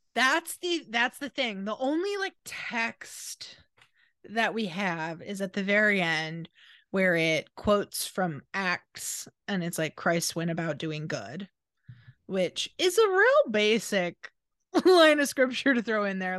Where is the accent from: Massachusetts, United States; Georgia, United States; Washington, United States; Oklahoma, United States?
Washington, United States; we grew up in Washington. It was always a little rainy